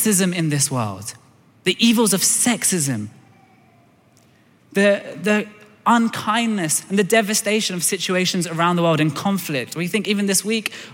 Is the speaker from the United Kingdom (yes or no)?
yes; London, United Kingdom; I was born in Tooting in Southwest London.